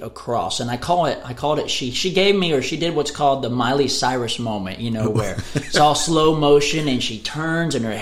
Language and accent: English; Waco, Texas, United States; also born or lived in Hillsboro, Texas; now in Nashville, United States; I grew up in Waco, Texas.